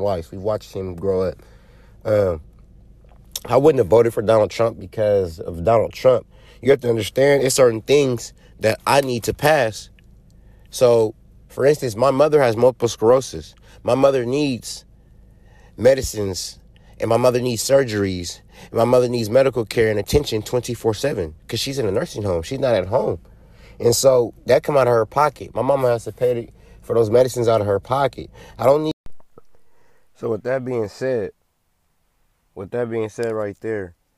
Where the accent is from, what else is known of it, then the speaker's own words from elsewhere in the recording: California, United States; I'm a Californian